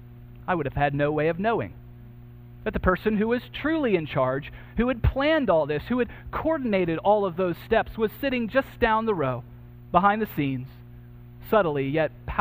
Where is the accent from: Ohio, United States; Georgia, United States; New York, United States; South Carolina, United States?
Georgia, United States; growing up in Georgia